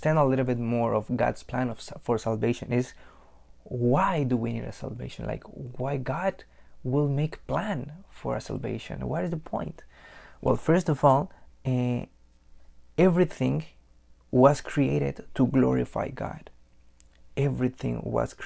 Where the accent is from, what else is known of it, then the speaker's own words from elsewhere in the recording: Mexico; moved away as an adult; now in Canada; I grew up in Mexico. Like, I'm an immigrant from Mexico. I grew up and raised over there for 22 years. 3 years ago, I moved to Canada to live here